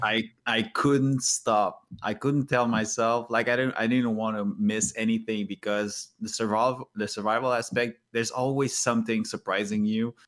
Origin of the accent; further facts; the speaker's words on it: Canada; English is a second language; as a Canadian